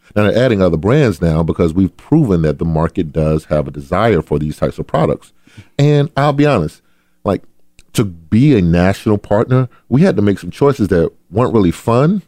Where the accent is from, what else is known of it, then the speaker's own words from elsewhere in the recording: Adel, Georgia, United States; I grew up in a town called Adel, Georgia